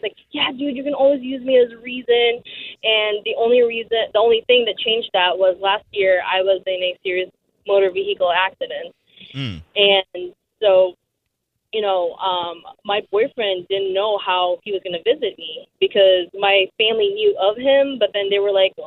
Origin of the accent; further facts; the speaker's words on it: Philippines; moved away as an adult; now in United States; I've been in the States now for 4.5 years